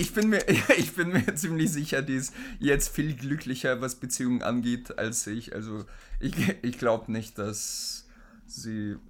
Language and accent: German; Oldenburg, Lower Saxony, Germany; Also ich komme ja aus Oldenburg